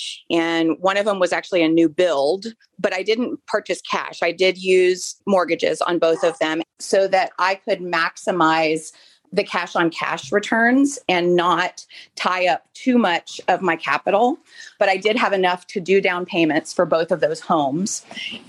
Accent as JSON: {"language": "English", "region": "Florida", "country": "United States", "tie": "born or raised there", "moved": "yes", "said": "I grew up in Florida, so I'm a beach girl."}